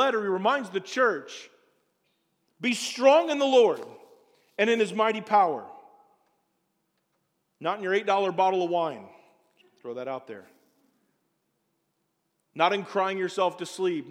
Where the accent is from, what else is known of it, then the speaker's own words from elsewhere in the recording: Springfield, Illinois, United States; moved away as an adult; also born or lived in Colorado; I'm from Springfield, Illinois. We don't do white water rafting in the town I grew up in.